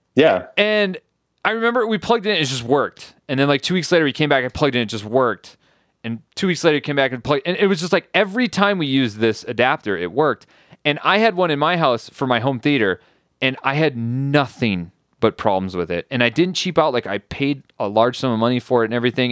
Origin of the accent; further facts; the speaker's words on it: United States; also born or lived in France; I'm just an American idiot